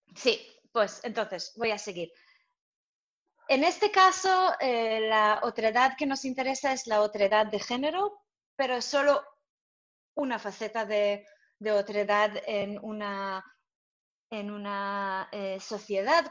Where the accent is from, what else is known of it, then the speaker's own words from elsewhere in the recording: Jerusalem, Jerusalem District, Israel; Spanish is a second language; moved away as an adult; also born or lived in Soviet Union; now in Madrid, Spain; soy israelí, he crecido en Jerusalén y he venido a Madrid hace seis